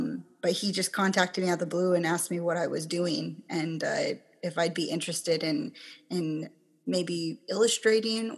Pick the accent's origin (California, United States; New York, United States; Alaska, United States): Alaska, United States; Kenai; also born or lived in Chickaloon Village, Alaska / Anchorage, Alaska; I grew up on the Kenai